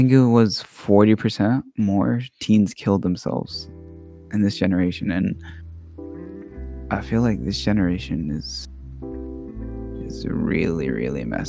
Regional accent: Texas, United States; English is a second language; also born or lived in Oregon / Middle East; I was born in Oregon, but I grew up in the Middle East, so like after my grandma died, like we moved back to Texas

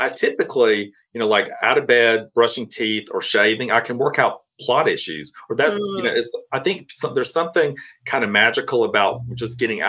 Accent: Cairo, Georgia, United States; moved away as an adult; now in Atlanta, United States; So I grew up in Southwest Georgia, a small town called Cairo, Georgia. It's spelled like Cairo, Egypt, but people are really particular about how you pronounce it down south. I moved to Atlanta in 2000.

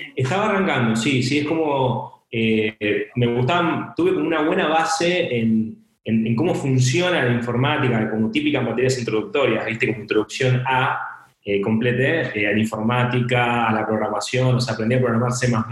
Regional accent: San Antonio de Padua, Buenos Aires Province, Argentina; soy de Argentina, soy de Buenos Aires, eh, de una ciudad eh, que se llama San Antonio de Padua

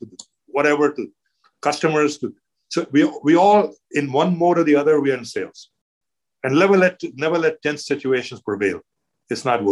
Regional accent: India; moved away as an adult; also born or lived in Toronto, Canada; now in Canada; I'm Indian. I grew up in India

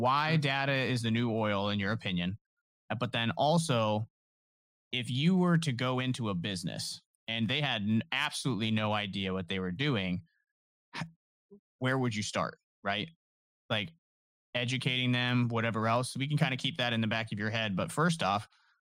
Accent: Canton, Ohio, United States; born or raised there

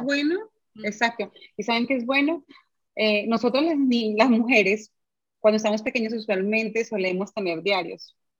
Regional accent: Bucaramanga, Santander, Colombia; now in Medellín, Colombia; Yo soy de Bucaramanga

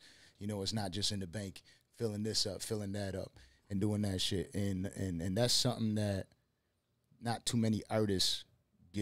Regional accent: Buffalo, New York, United States; I'm from Buffalo

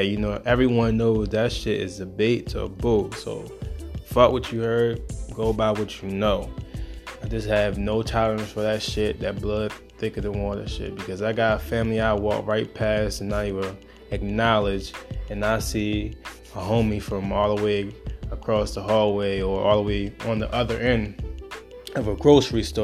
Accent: Baltimore, Maryland, United States; I'm from Baltimore

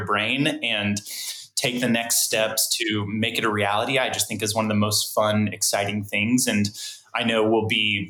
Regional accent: Prairie Village, Kansas, United States; also born or lived in Indiana; I was born and raised here in the Kansas City metro area. So Prairie Village, Kansas.

